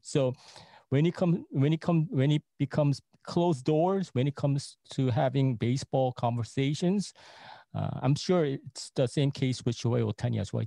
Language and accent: English; New York, United States; I grew up in New York in the nineties